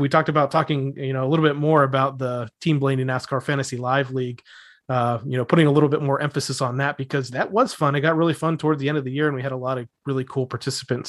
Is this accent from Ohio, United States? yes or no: yes; Northeast Ohio, United States; now in Florida, United States; I'm from Northeast Ohio